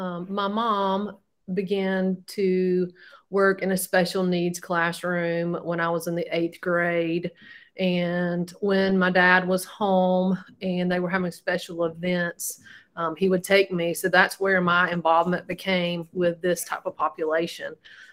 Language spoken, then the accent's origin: English; Rome, Georgia, United States; also born or lived in Augusta, Georgia